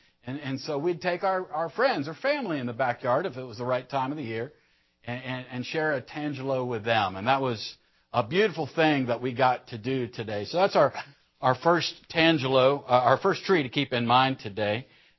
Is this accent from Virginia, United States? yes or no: yes; Roanoke, Virginia, United States; I've known him since he came to my hometown, Roanoke, Virginia, circa 1982.